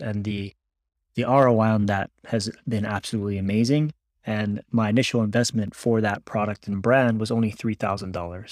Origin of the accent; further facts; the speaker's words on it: Hawaii, United States; moved away as an adult; also born or lived in Texas; I was born and raised in Hawaii